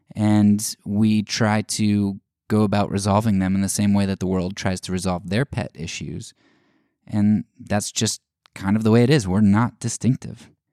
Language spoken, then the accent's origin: English; United States; as an American